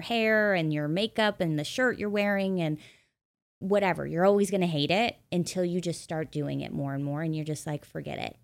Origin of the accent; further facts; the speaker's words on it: Midwest, United States; moved away as an adult; also born or lived in New York / Los Angeles; I grew up in the Midwest